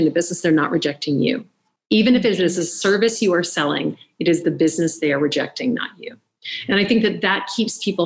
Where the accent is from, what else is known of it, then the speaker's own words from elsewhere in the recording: the South, United States; I grew up in the South. My mom is British.